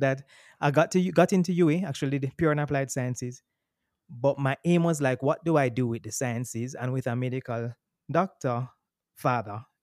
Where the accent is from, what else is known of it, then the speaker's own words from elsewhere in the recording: Kingston, Jamaica; also born or lived in Boston; I'm born and raised in Kingston, Jamaica